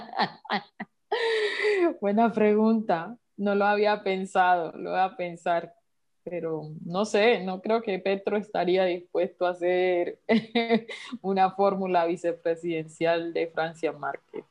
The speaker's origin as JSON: {"language": "Spanish", "country": "Colombia", "said": "como sociedad colombiana"}